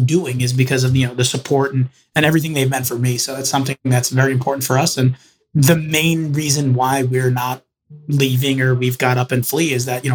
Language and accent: English; Roslyn Heights, New York, United States; also born or lived in Manhattan, New York; I basically grew up and more or less was born, raised, and still live in Long Island. I grew up in Roslyn Heights